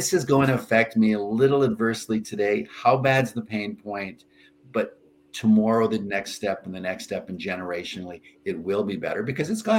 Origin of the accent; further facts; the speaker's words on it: Canada; I'm a Canadian